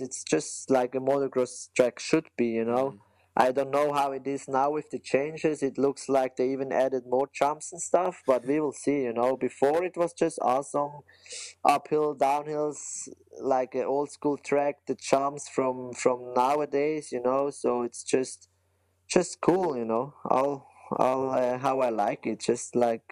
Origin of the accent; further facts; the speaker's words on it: German-speaking Switzerland, Switzerland; English is a second language; I'm from the German part of Switzerland